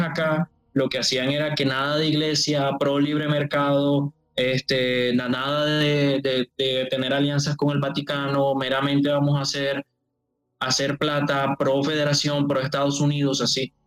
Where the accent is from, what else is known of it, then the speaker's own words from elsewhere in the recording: Colombian Caribbean coast, Colombia; un cartagenero, o sea, costeño, más o menos así como yo